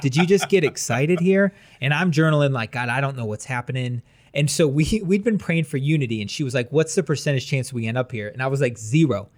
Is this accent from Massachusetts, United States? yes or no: no; Wadsworth, Ohio, United States; I'm from Wadsworth.